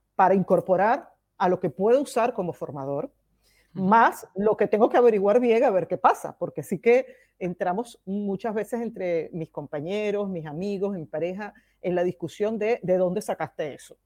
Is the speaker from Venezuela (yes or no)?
yes; Venezuela; moved away as an adult; now in Barcelona, Spain; Yo nací en Venezuela eh, y desde el año 2008 vivo en España y me vine con mis dos hijos